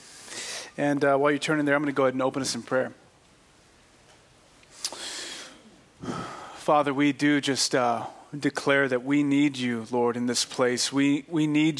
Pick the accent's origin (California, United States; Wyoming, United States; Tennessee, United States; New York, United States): California, United States; Fresno; I'm from Fresno